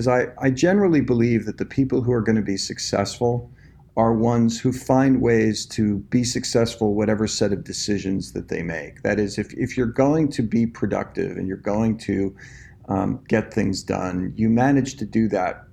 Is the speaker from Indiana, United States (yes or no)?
no; New Jersey, United States; moved away as an adult; also born or lived in New York; now in Austin, United States; I'm actually from the New Jersey area